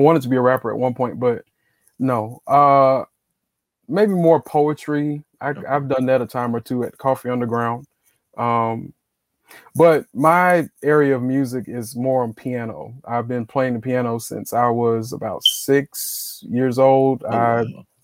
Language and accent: English; Greenville, South Carolina, United States; I'm from Greenville, South Carolina